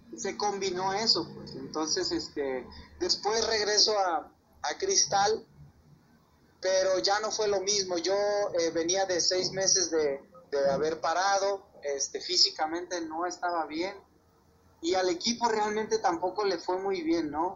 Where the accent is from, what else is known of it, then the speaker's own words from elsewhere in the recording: Mexico; aquí en México le echamos a la fruta